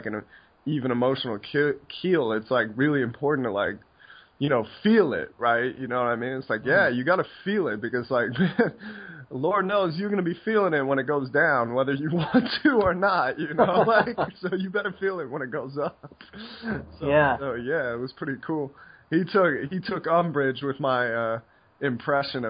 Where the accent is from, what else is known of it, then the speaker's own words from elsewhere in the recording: United States; what we do growing up in the States